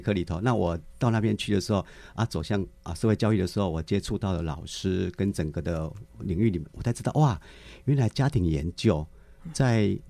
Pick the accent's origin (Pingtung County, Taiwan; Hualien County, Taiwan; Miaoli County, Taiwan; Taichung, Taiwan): Miaoli County, Taiwan; 我是出生在，啊，苗栗的一个，啊，偏乡的 哦。啊，地方